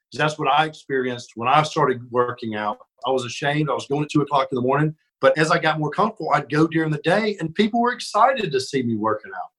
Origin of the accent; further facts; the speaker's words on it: Birmingham, Alabama, United States; I'm from Alabama, and you know, grew up when I was real little. We were far out in the country, and then as I got older, we lived more in Birmingham. So I kind of grew up in in the city